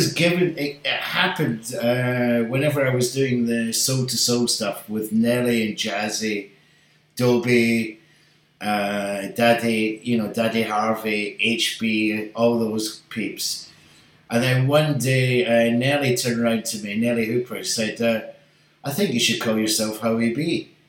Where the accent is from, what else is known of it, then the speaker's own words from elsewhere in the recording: Glasgow, Scotland, United Kingdom; accent: Scottish; moved away; also born or lived in Manchester; I had this Scottish accent. They were like, wait a minute, you're not from America. No, I'm from Glasgow.